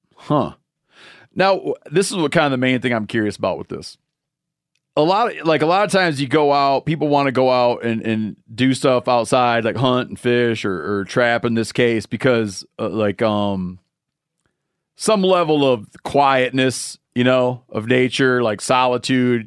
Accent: Michigan, United States; moved away; from Michigan, my home state

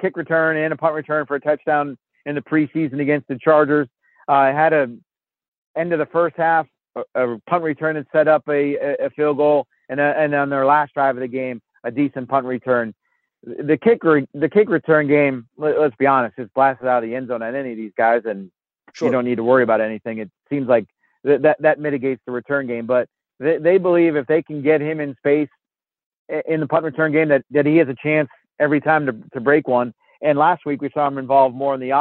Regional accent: Massachusetts, United States; I grew up in Massachusetts.

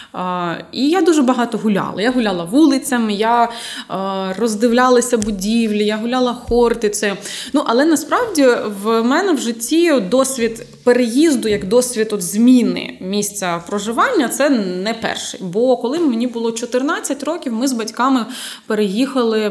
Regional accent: Luhansk Oblast, Ukraine; moved away as an adult; now in Zaporizhzhia, Ukraine; народилася я і виросла на Луганщині

